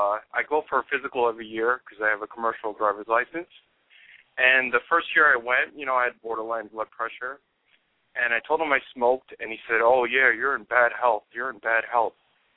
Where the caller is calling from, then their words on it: New York, United States; from New York.